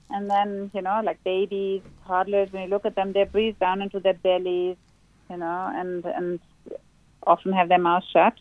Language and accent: English; Berlin, Germany; now in Sydney, Australia; I grew up in Berlin where it's always raining.